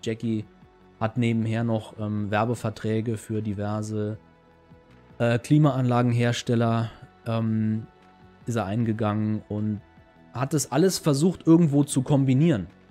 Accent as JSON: {"language": "German", "region": "Saarland", "country": "Germany", "said": "bei uns im Saarland"}